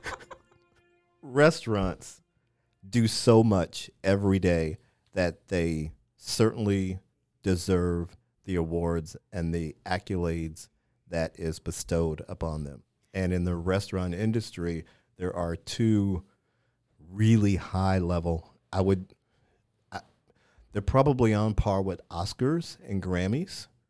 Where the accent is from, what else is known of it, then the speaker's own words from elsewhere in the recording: Missouri, United States; moved away; also born or lived in Washington, D.C.; I'm from Missouri, lived in D C a number of years